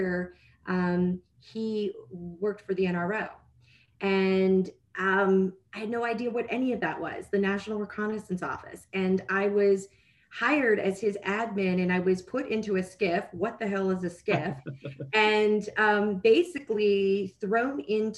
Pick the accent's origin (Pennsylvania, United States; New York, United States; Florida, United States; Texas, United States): Pennsylvania, United States; Pittsburgh; moved away as an adult; also born or lived in Penn State; now in Washington, D.C., United States; I was born and raised in Pittsburgh, Pennsylvania.